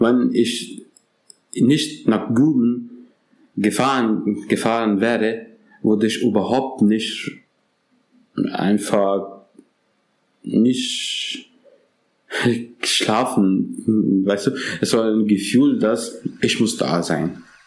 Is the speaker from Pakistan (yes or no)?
yes; Pakistan; German is a second language; now in Germany; Ich komme übrigens aus Pakistan